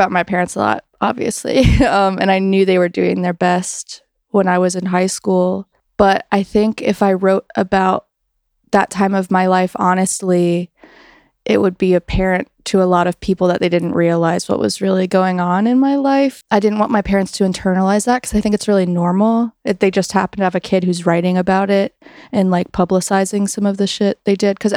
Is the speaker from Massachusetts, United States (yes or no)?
no; Greensboro, North Carolina, United States; there was like a really cool indie rock scene like right before I was born in North Carolina with Merge Records and in like Greensboro was kind of getting the um edges of that scene